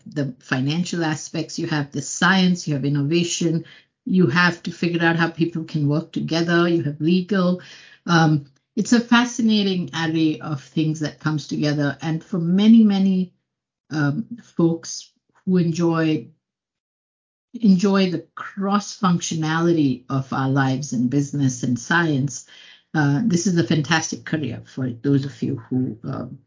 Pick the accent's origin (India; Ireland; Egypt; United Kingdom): India; Mumbai, Maharashtra; moved away as an adult; now in United States; I came from Bombay, which is a big city in India.